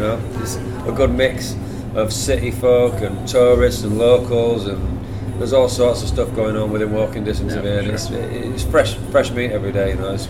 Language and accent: English; Hull, Yorkshire and the Humber, United Kingdom; now in London, United Kingdom; Two guys from Yorkshire frying New York style wings in East London.